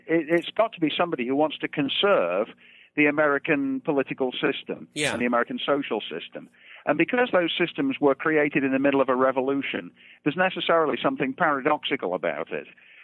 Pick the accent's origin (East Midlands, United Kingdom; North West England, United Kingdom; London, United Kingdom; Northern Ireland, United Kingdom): East Midlands, United Kingdom; Derby; moved away as an adult; also born or lived in Birmingham; I was born and raised in England. I was born in the town of Birmingham and raised in Derby, which is nearby, right in the center of England.